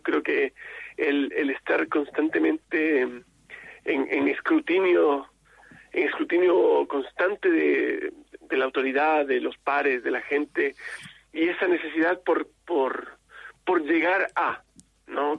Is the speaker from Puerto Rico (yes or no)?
no; Chile; esta necesidad de ser que tenemos en Chile